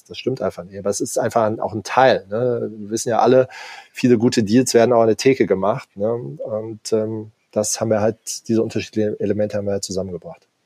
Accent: Hamburg, Germany; man fragt sich irgendwie auch als Hamburger schon, schon immer, warum ist eigentlich dieses Ding nicht belebt

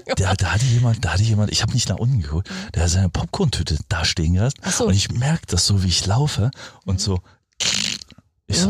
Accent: East Germany, Germany; bei uns im Osten

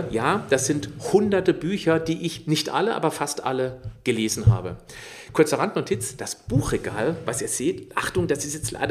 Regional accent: Baden-Württemberg, Germany; Warum? Ich bin im Schwarzwald aufgewachsen. Ich lebe hier östlich von Freida, äh Freiburg. Ich bin ringsrum umrundet von Wald.

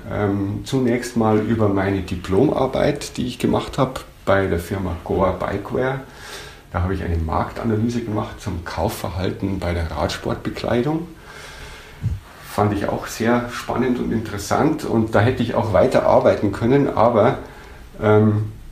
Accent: Bad Wiessee, Bavaria, Germany; Ähm, ich bin am Tegernsee aufgewachsen, in Bad Wiessee. Ich bin dann äh, auf das Gymnasium Tegernsee zur Schule gegangen

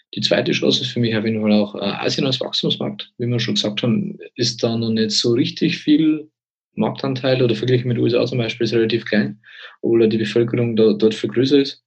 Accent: Bavaria, Germany; bei uns in Bayern

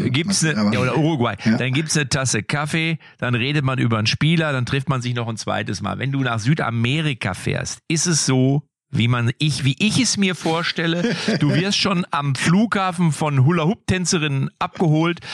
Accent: Lippstadt, North Rhine-Westphalia, Germany; born or raised there

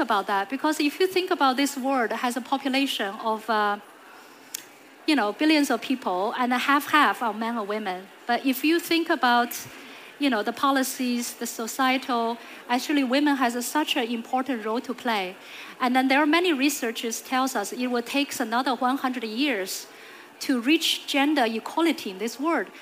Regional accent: China; moved away; I grew up in China

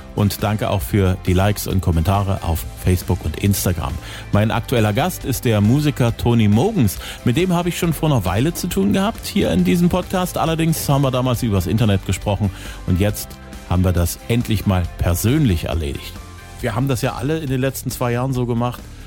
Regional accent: Zwickau, Saxony, Germany; in meiner Heimatstadt

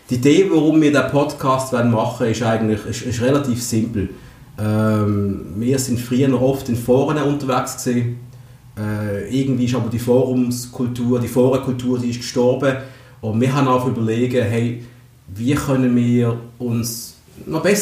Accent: Basel, Basel-Stadt, Switzerland; Ich bin 36. Ich bin Basler

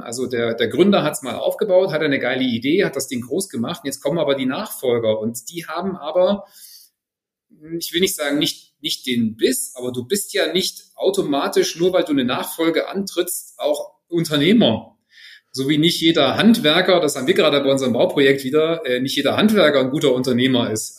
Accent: Friedrichroda, Thuringia, Germany; 77 ist schon ein paar Tage her, in Friedrichroda geboren.

